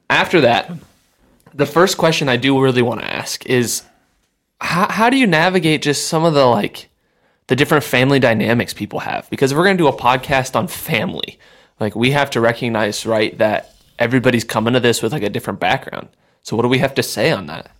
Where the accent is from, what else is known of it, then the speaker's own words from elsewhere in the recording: Sioux Falls, South Dakota, United States; moved away; I'm from Sioux Falls, like I said, and my family's still there for the most part